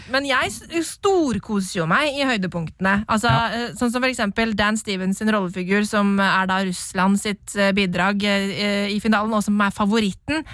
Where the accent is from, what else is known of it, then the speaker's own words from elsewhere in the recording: Norway; Vi som nordmenn